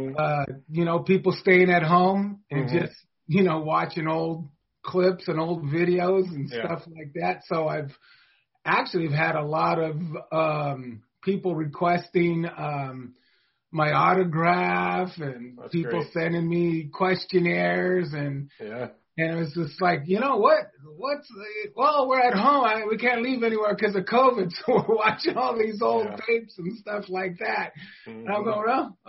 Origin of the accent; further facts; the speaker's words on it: Antioch, California, United States; I grew up in a town where I'm actually still in, a town called Antioch, California